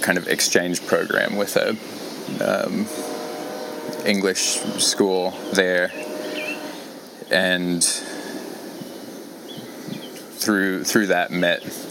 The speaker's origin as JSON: {"language": "English", "town": "Alice Springs", "region": "Northern Territory", "country": "Australia", "tie": "born or raised there", "moved": "as an adult", "said": "Had spent 16 years of my 18 in Alice Springs."}